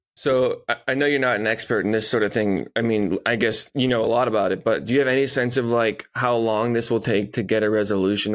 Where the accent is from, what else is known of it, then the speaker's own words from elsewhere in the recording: Marshfield, Massachusetts, United States; in my hometown